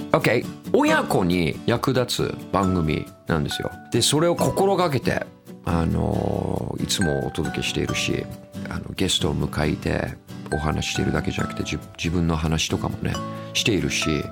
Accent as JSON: {"language": "Japanese", "region": "Tokyo", "country": "Japan", "tie": "born or raised there", "also_born_or_lived": "Niiza, Saitama, Japan / United Kingdom", "said": "僕あ埼玉県の新座生まれなんですよねで東京でほとんど育ちましたね"}